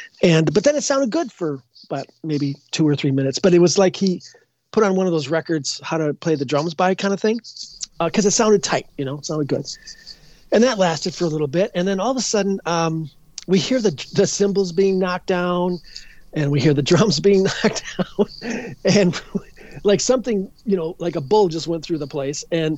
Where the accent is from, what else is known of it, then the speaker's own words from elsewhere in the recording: Edina, Minnesota, United States; I'm not sure if I've actually grown up yet, but I grew in Edina.